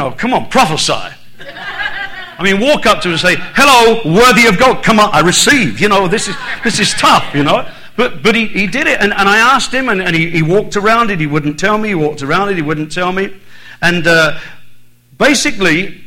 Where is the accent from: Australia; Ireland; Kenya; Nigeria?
Ireland; also born or lived in United Kingdom; now in Texas, United States; I was born in Southern Ireland